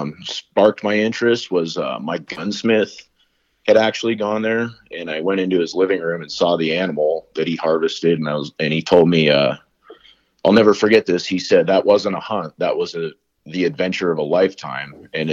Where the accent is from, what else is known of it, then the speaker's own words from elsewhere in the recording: Colorado, United States; we grew up in Colorado hunting all kinds of different things